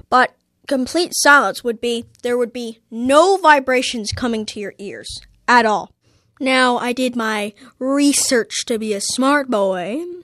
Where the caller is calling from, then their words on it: Toronto, Ontario, Canada; I'm calling from Toronto, and my question is Is there such a thing as complete silence?